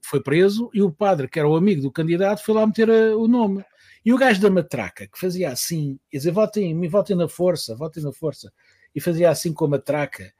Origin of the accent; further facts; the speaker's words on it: Portugal; eu vinha de Portugal e estava lá a trabalhar